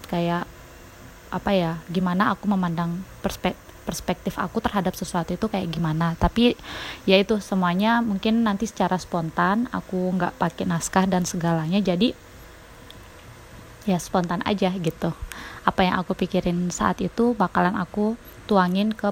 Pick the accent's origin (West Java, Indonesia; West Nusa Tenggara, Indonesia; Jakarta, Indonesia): West Nusa Tenggara, Indonesia; now in Shigaraki, Japan; Aku asli dari Lombok, NTB, Indonesia, tapi sekarang tinggal di Jepang. Tepatnya di Sigaraki.